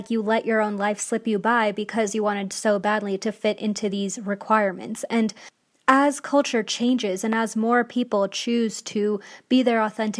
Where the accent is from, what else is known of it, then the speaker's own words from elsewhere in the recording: India; So I'm Indian, and I'm just going to talk about, you know, my experience being Indian